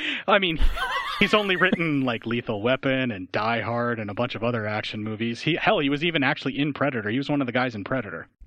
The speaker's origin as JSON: {"language": "English", "country": "United States", "said": "I'm American"}